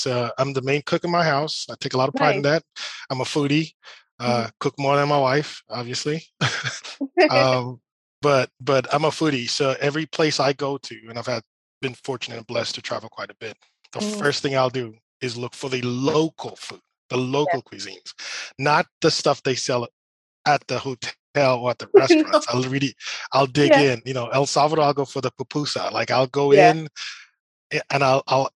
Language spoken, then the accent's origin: English; Tanzania; moved away; also born or lived in United States; I'm from Tanzania